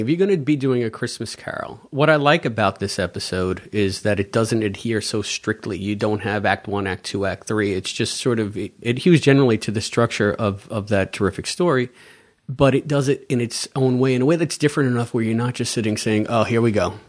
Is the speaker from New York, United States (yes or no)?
yes; New York, United States; Being a New Yorker